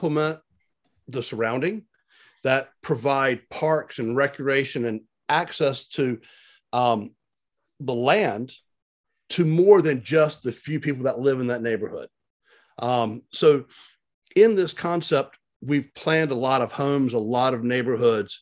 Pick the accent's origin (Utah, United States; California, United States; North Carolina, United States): North Carolina, United States; Wilson; now in Angier, United States; I grew up in Wilson, North Carolina, came to Anger because we found a little house, moved out this way to live on a small farm.